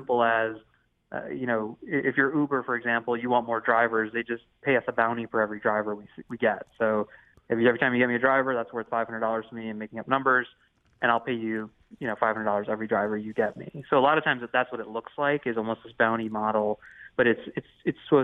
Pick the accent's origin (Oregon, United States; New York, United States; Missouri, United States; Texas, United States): Missouri, United States; St. Louis; I'm born and raised in St. Louis